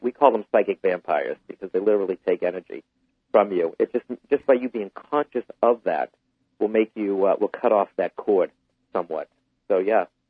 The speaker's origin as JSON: {"language": "English", "town": "Boston", "region": "Massachusetts", "country": "United States", "tie": "born or raised there", "said": "Boston's coming up, uh, my hometown"}